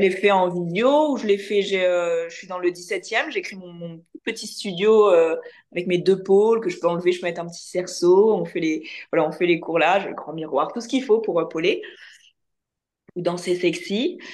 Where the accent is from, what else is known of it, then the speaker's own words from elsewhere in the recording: France; accent: French; avec mon accent français